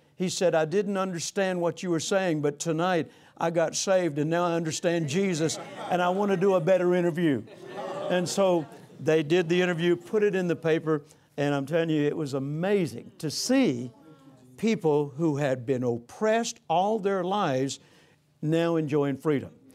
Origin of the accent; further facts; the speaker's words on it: Vicksburg, Mississippi, United States; I grew up, I was born in Vicksburg, Mississippi, 1946